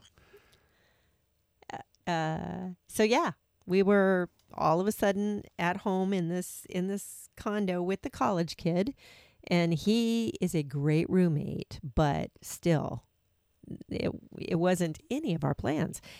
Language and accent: English; Seattle, Washington, United States; moved away as an adult; also born or lived in Atlanta, Georgia; we came from the Pacific Northwest, but we'd been out on the East Coast. But in twenty nineteen, we need, we moved back home to Seattle, Washington